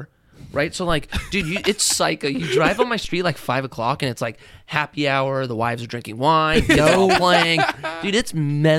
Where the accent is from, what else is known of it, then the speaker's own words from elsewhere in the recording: Newbury Park, California, United States; also born or lived in Agoura Hills, California; I grew up in Oak Park. I grew up in Agoura.